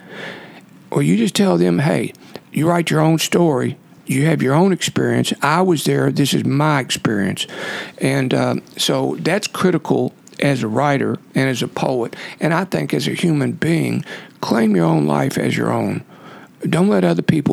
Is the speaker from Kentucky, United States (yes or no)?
yes; Ohio County, western Kentucky, United States; also born or lived in Iceland; I grew up in Ohio County in western Kentucky